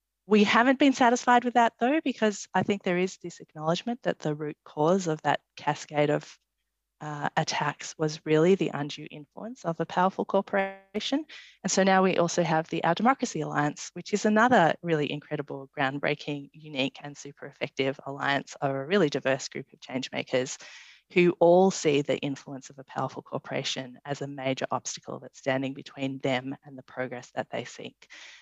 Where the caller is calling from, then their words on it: Canberra, Australian Capital Territory, Australia; I should just say I'm dialing in from Ngunnawal and Ngambri country here at Parliament House